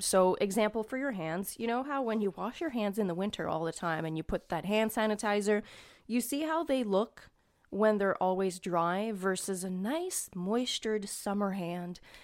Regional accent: Canada; I'm Canadian

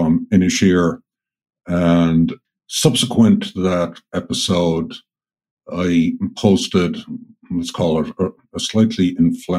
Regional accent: Ireland; moved away; I grew up in Ireland, I left Ireland in 1983.

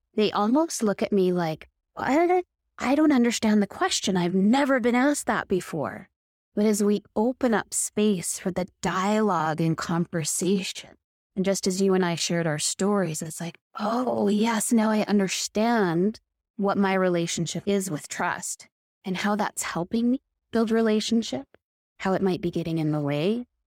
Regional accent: Victoria, British Columbia, Canada; My experience was growing up in Victoria, which is a beautiful island off the coast of British Columbia

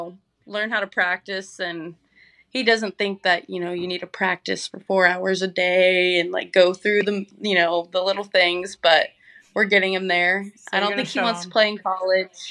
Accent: Texas, United States; I'm from Texas.

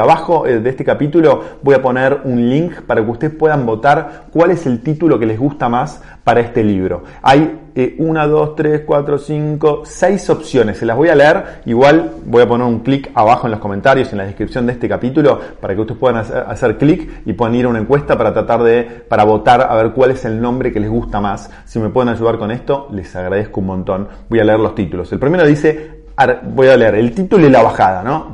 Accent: Argentina; todos como sociedad argentina

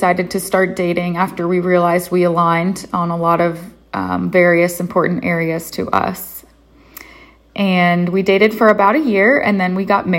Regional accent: Columbus, Ohio, United States; moved away as an adult; now in Waynesburg, United States; I'm originally from Columbus, Ohio.

